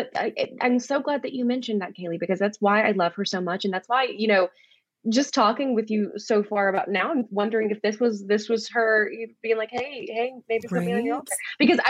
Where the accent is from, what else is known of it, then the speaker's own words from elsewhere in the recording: Mobile, Alabama, United States; I'm from Mobile, Alabama. So I'm like 2 hours from New Orleans. Grew up going there a lot.